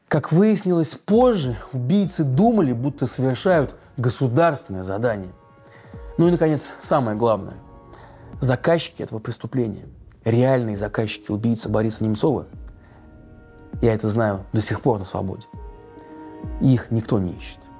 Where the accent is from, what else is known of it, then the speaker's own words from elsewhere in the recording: Neftekamsk, Bashkortostan, Russia; в моем родном городе Нефтекамске